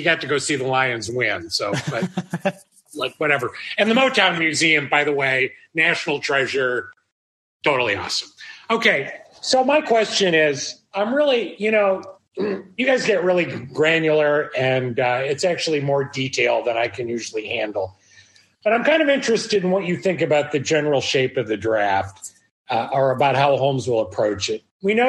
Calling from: Bangkok, Thailand; I'm halfway around the world. I'm calling in from Bangkok.

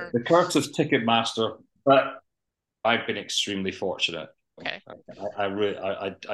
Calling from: Edinburgh, Scotland, United Kingdom; Uh, Edinburgh, in Scotland.

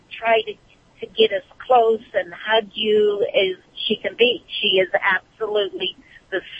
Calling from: Bakersfield, California, United States; Uh, Bakersfield, California.

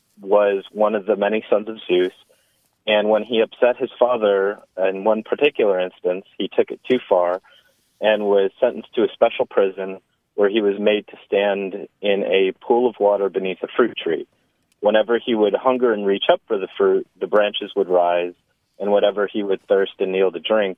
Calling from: Huntsville, Alabama, United States; I am calling from Huntsville, Alabama.

